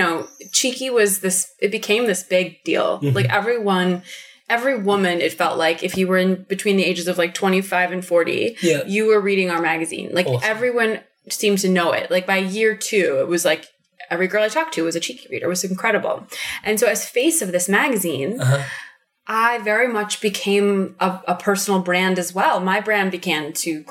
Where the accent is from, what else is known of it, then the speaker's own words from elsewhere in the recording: Chicago, Illinois, United States; I'm from Chicago